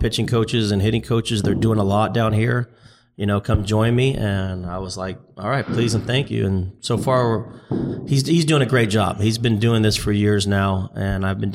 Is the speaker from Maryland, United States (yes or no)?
no; Tampa, Florida, United States; Tampa, my hometown